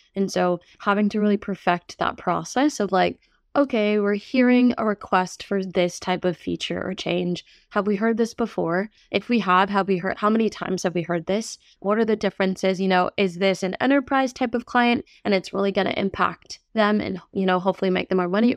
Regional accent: New York, United States; moved away; being a former New Yorker myself

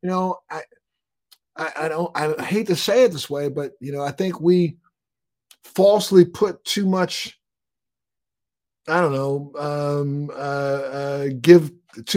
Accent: Baltimore, Maryland, United States; moved away; I'm from Maryland. I'm from Baltimore

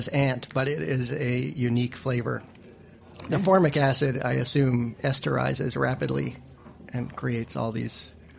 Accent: New York City, New York, United States; I grew up in Manhattan

